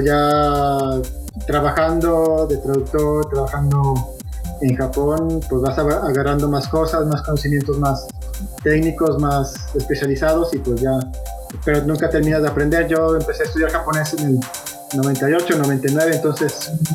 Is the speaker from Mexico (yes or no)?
yes; Guadalajara, Jalisco, Mexico; En Guadalajara, de donde soy originario